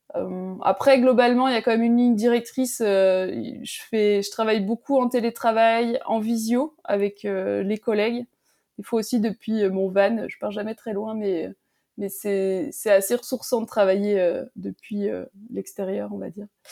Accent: Métabief, Jura, Bourgogne-Franche-Comté, France; la station de Métabier dans le Jura, bon, c'est ma terre natale

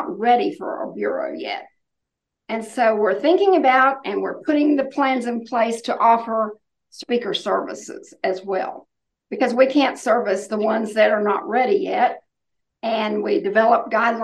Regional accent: Oklahoma, United States; now in North Carolina, United States; I grew up in Oklahoma

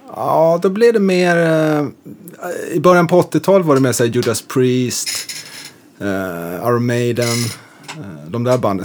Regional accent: Umeå, Västerbotten County, Sweden; born or raised there; moved away as an adult; also born or lived in Lund; now in Stockholm, Sweden

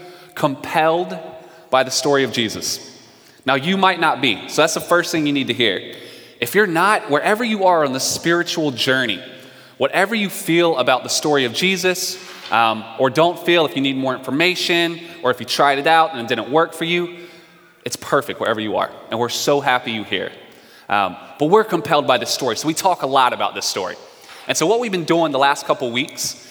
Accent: North Carolina, United States; I'm from the South. I'm from North Carolina

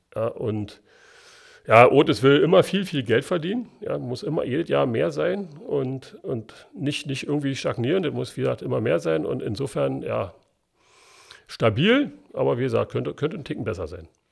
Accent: Berlin, Germany; accent: Berlin dialect; bin Ostberliner und wir haben das in der Schule nicht gelernt richtig Hochdeutsch zu sprechen.

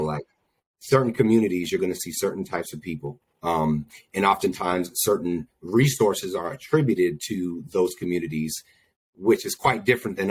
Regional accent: Albany, New York, United States; Born and raised in Albany, New York, the 518

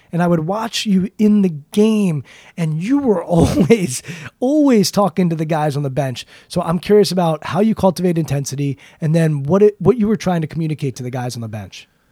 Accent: Maryland, United States; I'm from Maryland

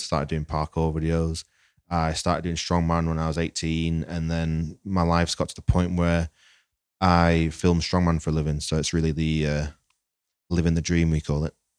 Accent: Lancaster, North West England, United Kingdom; I'm from Lancaster.

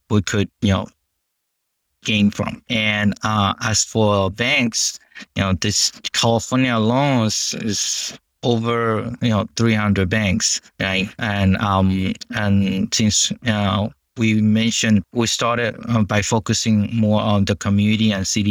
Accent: Guatemala; moved away; I'm an Asian descendant, been born and raised in Guatemala, which is South Central America, next to Mexico

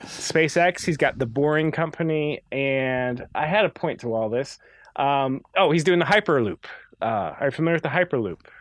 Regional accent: Midwest, United States; we're from the Midwest. Oh, Chicago has the L train, but where I'm from, good luck on any sort of mass transit

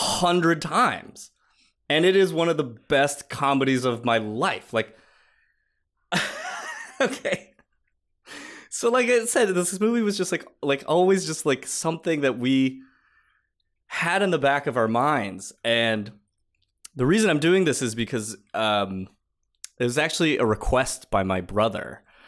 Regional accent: Massachusetts, United States; So I grew up in Massachusetts, and he joined like the Boston Harbor Sailing Club or something

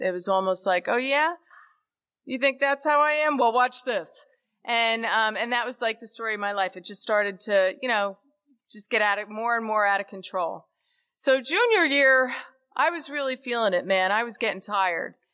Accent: Caldwell, New Jersey, United States; I was born on November 20th, 1962, in a town that's about a half, half a, uh, an hour west of the George Washington Bridge in New Jersey, a town called Caldwell, New Jersey.

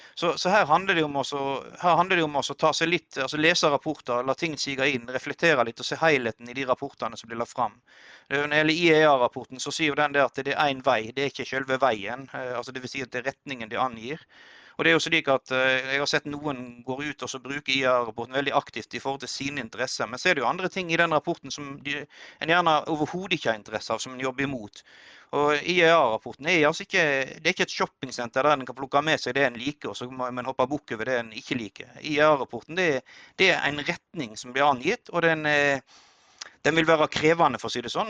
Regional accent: Odda, Vestland, Norway; jeg vokste opp inn i Hardanger, Odda

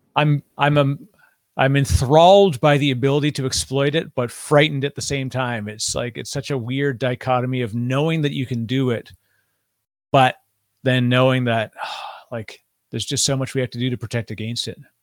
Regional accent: Canada; I'm Canadian

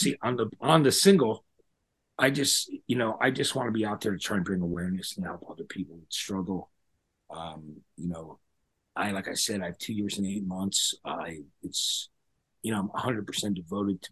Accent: New Jersey, United States; I'm from New Jersey

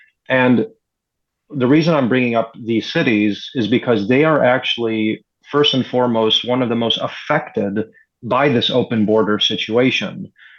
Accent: Chicago, Illinois, United States; now in Los Angeles, United States; I was born and raised in Chicago

